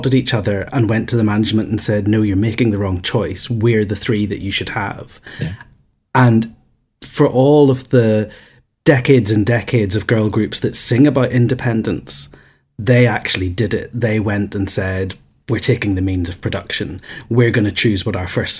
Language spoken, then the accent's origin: English; Northern Ireland, United Kingdom; also born or lived in Manchester / London; I grew up in Northern Ireland